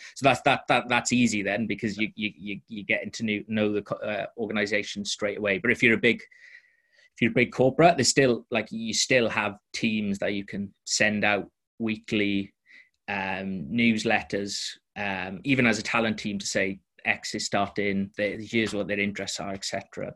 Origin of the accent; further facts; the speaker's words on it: Welsh, Wales, United Kingdom; I'm Welsh